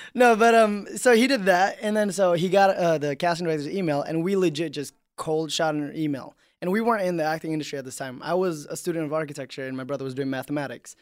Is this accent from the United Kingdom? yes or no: no; Indonesia; moved away; I grew up in Indonesia